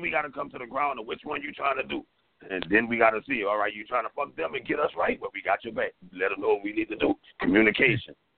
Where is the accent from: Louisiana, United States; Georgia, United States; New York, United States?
Louisiana, United States; coming from Louisiana, we get education last.